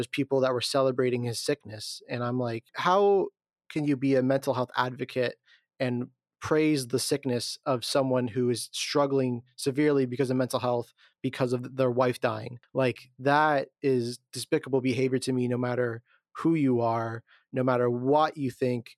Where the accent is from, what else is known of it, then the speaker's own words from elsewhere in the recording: Canada; as a Canadian